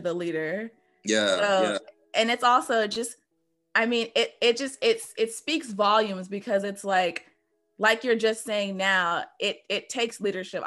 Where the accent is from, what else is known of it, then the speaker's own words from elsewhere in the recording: Greensboro, North Carolina, United States; now in Atlanta, United States; I'm from Greensboro too